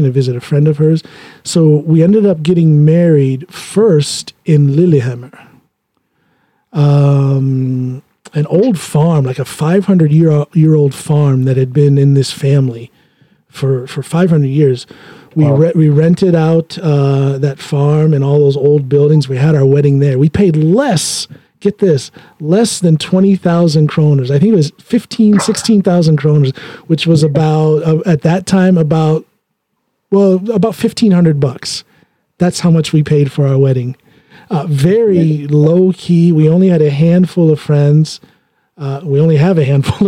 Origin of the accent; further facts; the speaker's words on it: Norton, Ohio, United States; moved away as an adult; also born or lived in Akron, Ohio; now in Norway; I was born in Akron, but when I turned six or seven, the summer before third grade, however old I was then, was when we moved to a little tiny place called Norton, Ohio